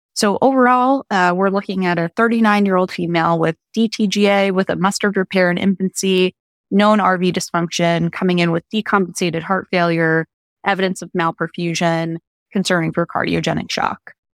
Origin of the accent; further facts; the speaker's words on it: upstate New York, United States; moved away; I'm originally from upstate New York